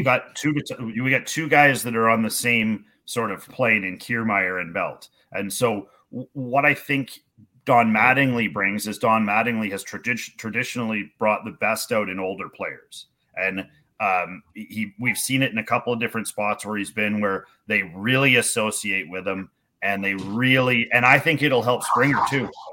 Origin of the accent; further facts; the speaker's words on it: Canada; as being a Canadian baseball coach